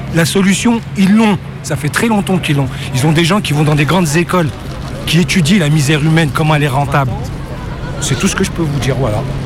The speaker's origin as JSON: {"language": "French", "country": "France", "tie": "born or raised there", "said": "je suis né dans ce pays, je suis né à l'Hôtel Dieu en 1971"}